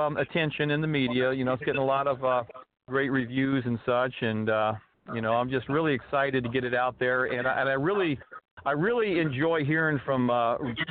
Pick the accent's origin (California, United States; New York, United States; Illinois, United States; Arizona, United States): Arizona, United States; Tempe; moved away as an adult; now in Los Angeles, United States; I grew up in Tempe. I went to school there. I'm currently living in L.A.